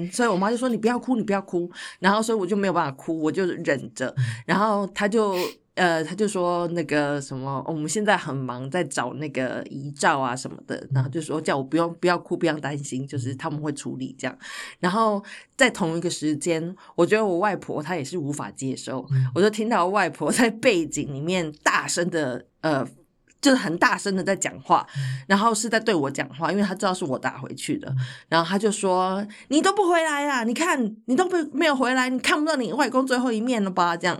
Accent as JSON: {"language": "Chinese", "country": "Taiwan", "moved": "yes", "lives_now": "Netherlands", "said": "因为我那时候才刚刚从台湾来到荷兰，就才才来了大概三个月还四个月"}